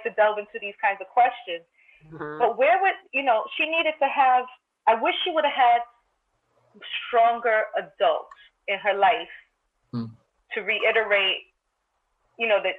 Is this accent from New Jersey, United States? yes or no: no; New York City, New York, United States; both of my parents are Dominican, but I grew, I grew up in Crown Heights, Brooklyn